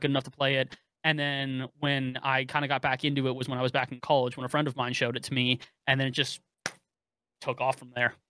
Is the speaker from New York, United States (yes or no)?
no; Bay Area, California, United States; I grew up in the Bay Area